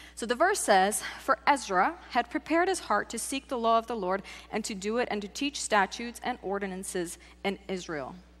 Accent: Czechia; now in United States; I grew up in the Czech Republic

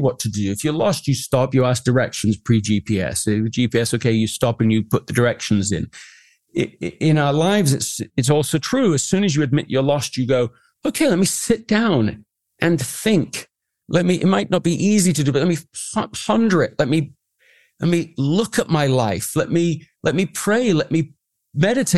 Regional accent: England, United Kingdom; I grew up in England

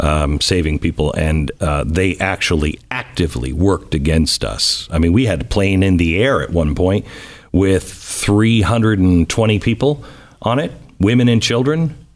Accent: Pacific Northwest, United States; I grew up in the Pacific Northwest. I've always wanted to live in California.

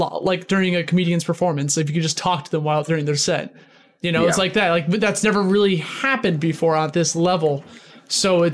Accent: Midwest, United States; moved away as an adult; now in New York City, United States; I'm originally from the Midwest before I moved to New York City 7 years ago.

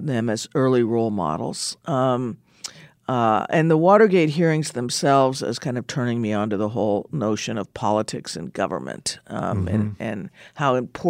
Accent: Albuquerque, New Mexico, United States; moved away; also born or lived in New York / Pittsburgh; so I was born in Manhattan. We spent a few years in Pittsburgh, and then we moved to Albuquerque, New Mexico, when I was 6 years old. So I really view myself as a New Mexican

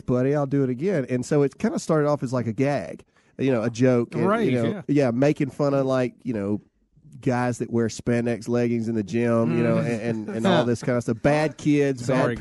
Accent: Lowndes County, Mississippi, United States; Lowndes County representing.

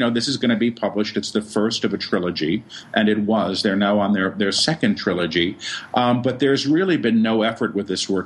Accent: New York City, New York, United States; I was raised in Manhattan

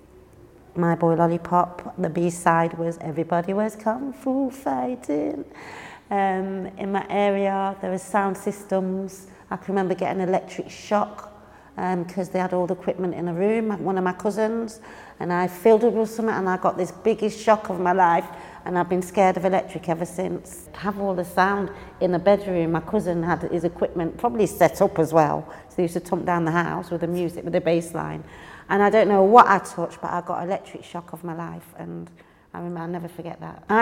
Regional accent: Leicester, East Midlands, United Kingdom; moved away as an adult; now in London, United Kingdom; I'm originally from Leicester. I moved to London in 2003.

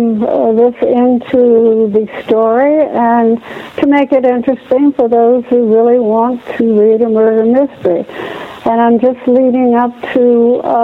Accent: the South, United States; my own nanny when I was growing up in the South

